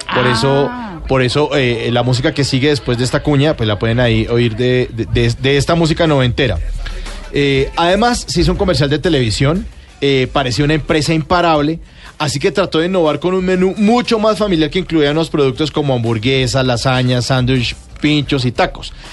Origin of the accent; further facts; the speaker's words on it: Colombia; montó un local frente a Unicentro acá en Bogotá